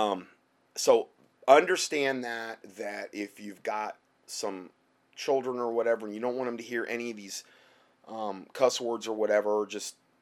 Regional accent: Fort Myers, Florida, United States; moved away; that's where I'm from Fort Myers.

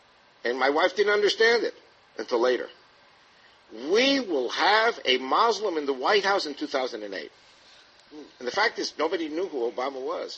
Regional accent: United States; I'm Jewish. But I'm from America.

